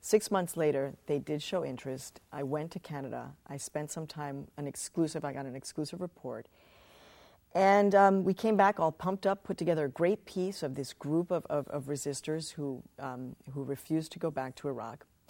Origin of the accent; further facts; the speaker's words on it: Chicago, Illinois, United States; when I was a kid growing up in Chicago